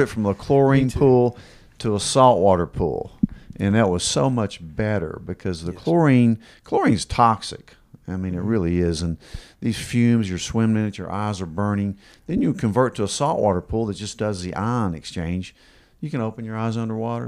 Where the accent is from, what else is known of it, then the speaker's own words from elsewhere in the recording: Kingsport, Tennessee, United States; growing up in Kingsport since we were little kids